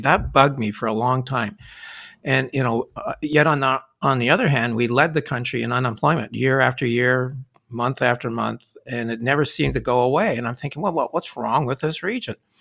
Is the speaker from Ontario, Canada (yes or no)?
no; Sherbrooke, Quebec, Canada; moved away as an adult; also born or lived in Halifax, Nova Scotia; I was born and brought up in Sherbrooke, Quebec